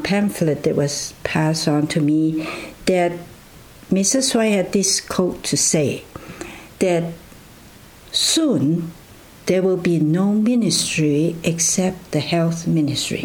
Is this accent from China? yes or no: yes; China; also born or lived in Loma Linda, United States / Vancouver, Canada; now in Canada; If you are asking me where I was born, then it was in China